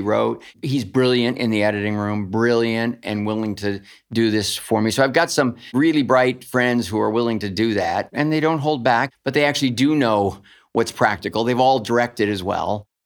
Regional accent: Duncan, Oklahoma, United States; I was born in Duncan, Oklahoma, which is my mom's hometown

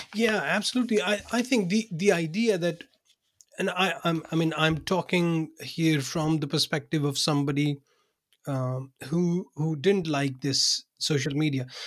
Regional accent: Pakistan; English is a second language; moved away as an adult; also born or lived in Binghamton, New York, United States; now in Denmark; I was born in Pakistan. I worked there for, um, you know, for the first thirty, thirty-two years of my life

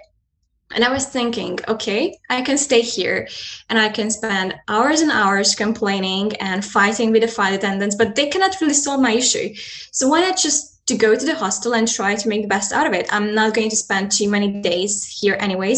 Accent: Hungary; I'm a Hungarian and I live close to Ukrainian and Romanian border

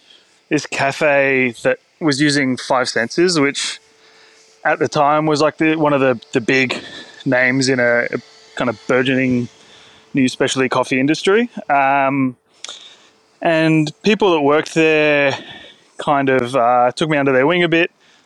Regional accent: Sydney, New South Wales, Australia; I grew up in Sydney's Northern Beaches, so like not a culinary hotspot by any means of the imagination

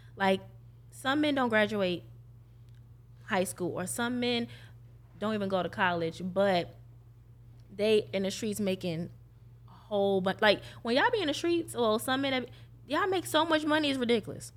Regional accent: New York, United States; now in Jacksonville, United States; I'm not from here, I'm from New York

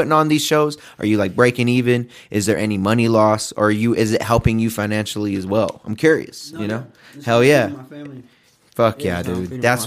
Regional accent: Pueblo, Colorado, United States; I'm from Pueblo, born and raised here

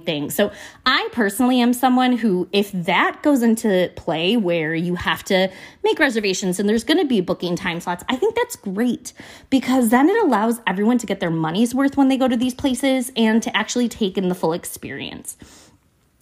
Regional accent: United States; I am from America

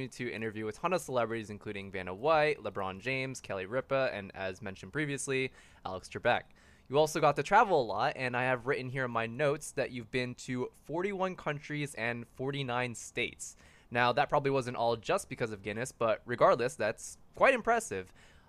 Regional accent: Philippines; me being Filipino

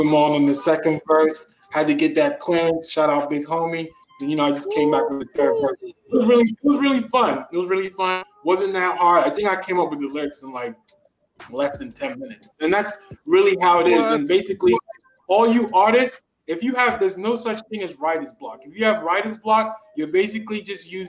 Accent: Silver Spring, Maryland, United States; also born or lived in Washington, D.C.; now in Miami, United States; I'm from Washington, D.C., Silver Spring, Maryland, now living in Miami.

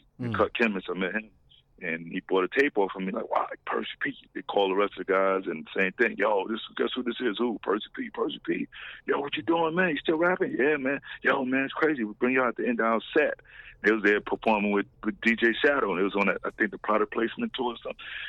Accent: West Coast, United States; We're from the West Coast. Yeah, we out here.

